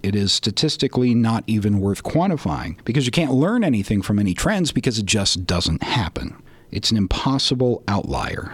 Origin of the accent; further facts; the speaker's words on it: Colorado, United States; I was also from Colorado, and the camp is only an hour's drive from where I grew up